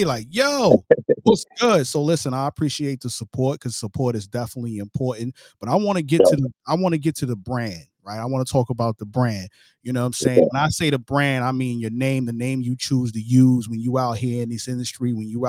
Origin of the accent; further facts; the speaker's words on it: New York City, New York, United States; I'm from Brooklyn, New York